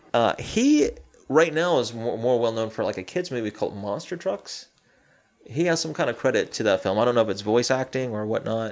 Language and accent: English; Southeast, United States; I grew up in the Southeast